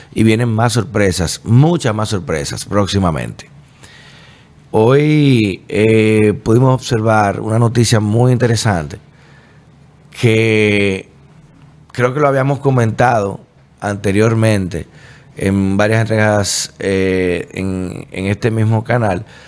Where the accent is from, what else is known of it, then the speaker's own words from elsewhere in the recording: Dominican Republic; como buen dominicano